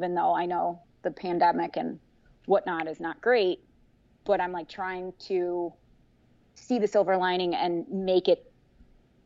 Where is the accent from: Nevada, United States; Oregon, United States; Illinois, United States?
Illinois, United States; Chicago; also born or lived in Indiana; I'm from Chicago, born and raised